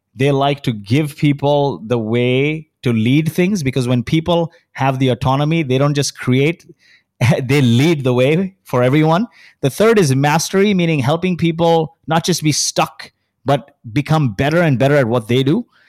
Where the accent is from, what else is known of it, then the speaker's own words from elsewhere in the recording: Kuwait; now in Dubai, United Arab Emirates; I was born in Kuwait.